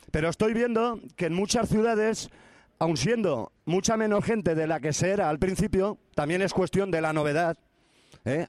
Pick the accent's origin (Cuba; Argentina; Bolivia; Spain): Spain; Paiporta, Valencian Community; yo soy de Paiporta